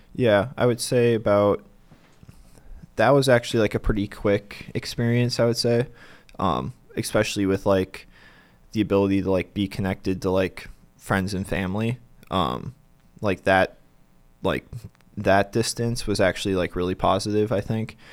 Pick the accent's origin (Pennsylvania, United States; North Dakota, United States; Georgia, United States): North Dakota, United States; Bismarck; moved away as an adult; now in Denver, United States; I'm originally from Bismarck